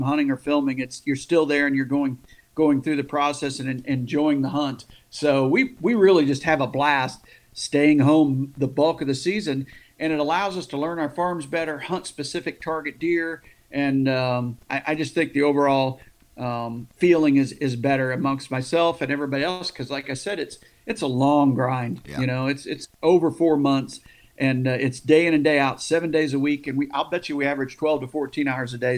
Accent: Bloomsdale, Missouri, United States; also born or lived in Perryville, Missouri; I was born in Perryville, Missouri, because that's where the hospital was. But I grew up in Bloomsdale, Missouri, about 2 or 3 miles from the Mississippi River

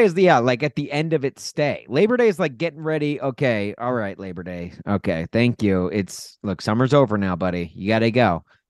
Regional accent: Nashville, Tennessee, United States; now in Chicago, United States; I grew up in Nashville.

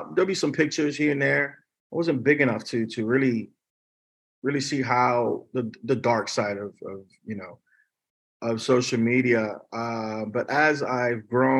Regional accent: New York, United States; also born or lived in Miami / Davie, Florida; now in Los Angeles, United States; I'm from New York

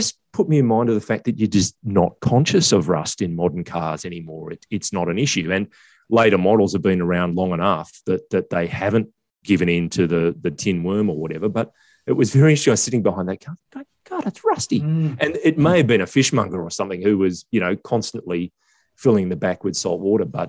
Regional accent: South Africa; As a South African, I can't wait for a cheaper version of the Ranger Raptor.

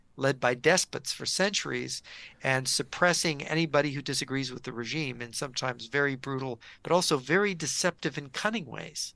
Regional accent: United States; we Americans

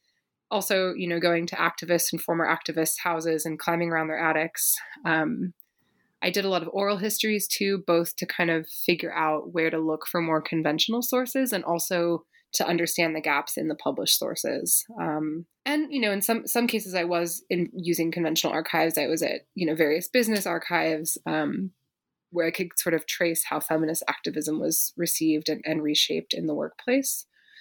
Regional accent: Berkeley, California, United States; I grew up in Berkeley, California, sort of living in amidst the legacies of the 1960s and 70s.

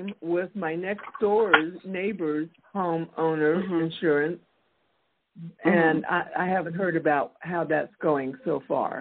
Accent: Texas, United States; I'm from Texas

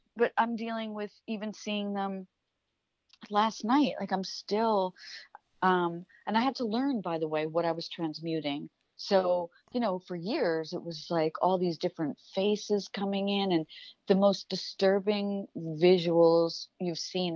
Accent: New York, United States; I come from New York

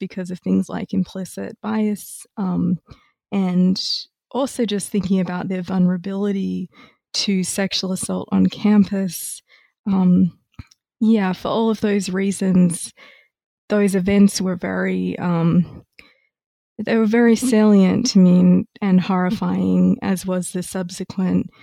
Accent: Australia; moved away as an adult; also born or lived in Melbourne / Cambridge, Massachusetts; now in Ithaca, United States; I am originally Australian

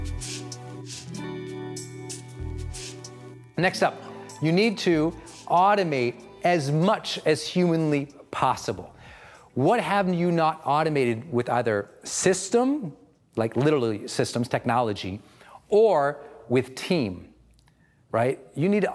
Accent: Montana, United States; I'm from Montana

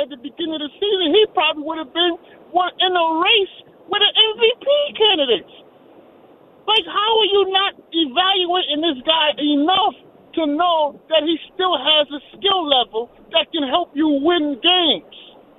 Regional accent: New York, United States; I'm from New York, so I do want New York teams to be successful somewhat.

